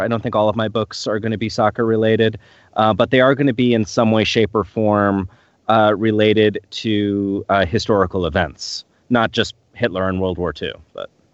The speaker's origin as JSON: {"language": "English", "region": "New York", "country": "United States", "tie": "born or raised there", "moved": "yes", "lives_now": "Tacoma, United States", "said": "I grew up in New York"}